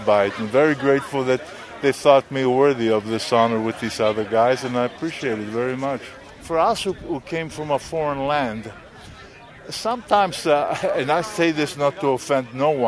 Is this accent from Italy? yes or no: yes; Italy; moved away; Danny Marino, his dad and I, we were good friends from the time I came over from Italy. We went to school together.